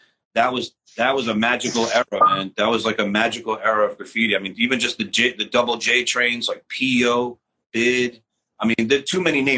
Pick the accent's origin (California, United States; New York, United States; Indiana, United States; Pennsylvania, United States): New York, United States; New York City; I grew up in Forest Hills